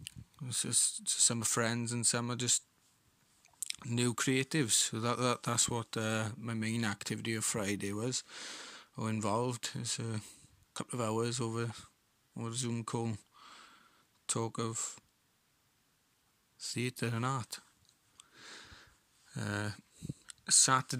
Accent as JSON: {"language": "English", "area": "Rhondda Valleys", "region": "Wales", "country": "United Kingdom", "said": "I'm an actor from the Rhondda Valleys."}